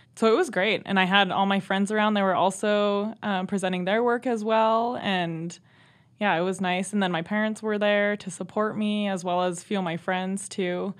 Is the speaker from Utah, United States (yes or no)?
no; Browning, Montana, United States; Yep, so I'm also from the Blackfeet Reservation. I grew up there